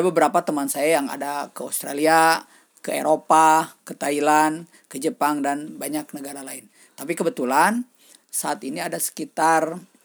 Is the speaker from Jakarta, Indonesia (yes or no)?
no; Sukabumi, West Java, Indonesia; also born or lived in Nanjing, China; Saya asal dari Sukabumi. Saya seorang guru di SMK Negeri 1 Kota Sukabumi.